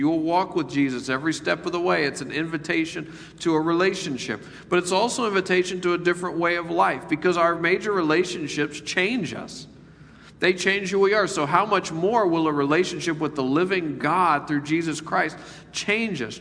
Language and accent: English; Memphis, Tennessee, United States; moved away; I decided to live in the poorest part of my hometown, Memphis, Tennessee